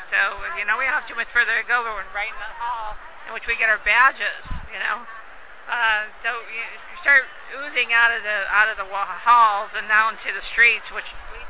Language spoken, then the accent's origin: English; Ohio, United States; moved away; I myself is from Ohio, so it's right in next door.